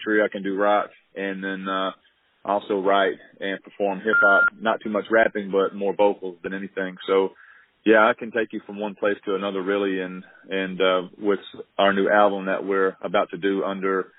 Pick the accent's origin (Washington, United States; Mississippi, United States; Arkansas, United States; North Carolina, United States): Arkansas, United States; Little Rock; Well, I'm actually from Little Rock, Arkansas, currently living in a little small town outside of Little Rock